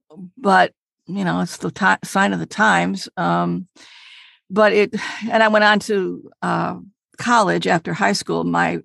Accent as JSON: {"language": "English", "town": "Detroit", "region": "Michigan", "country": "United States", "tie": "born or raised there", "said": "We grew up in Detroit. It was a lower middle class family."}